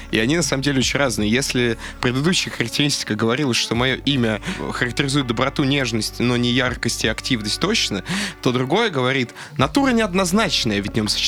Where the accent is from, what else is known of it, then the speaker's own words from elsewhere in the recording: Buryatia, Russia; Ну, я понимаю, я бурят, конь мое тотемное животное